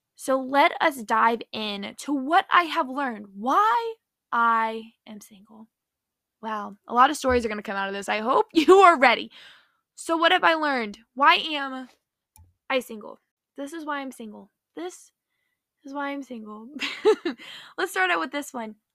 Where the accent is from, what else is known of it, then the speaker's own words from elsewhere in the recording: Nashville, Tennessee, United States; now in Orlando, United States; I'm from Nashville, Tennessee, currently live in Orlando.